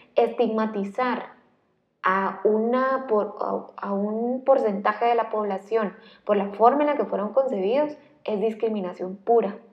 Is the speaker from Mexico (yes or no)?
no; Guatemala; un guatemalteco igual que yo